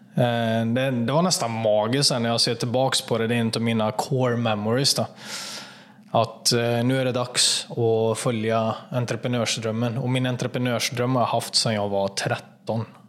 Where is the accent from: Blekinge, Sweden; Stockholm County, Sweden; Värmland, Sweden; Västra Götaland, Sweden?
Västra Götaland, Sweden; Kätterstorp; Jag jobbade på en fabrik eh, i Kätterstorp, där jag kommer ifrån, utanför Falköping